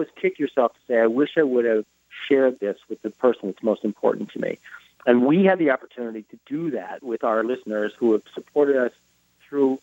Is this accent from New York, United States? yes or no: no; Minneapolis, Minnesota, United States; moved away; I got a job offer in my hometown, Minneapolis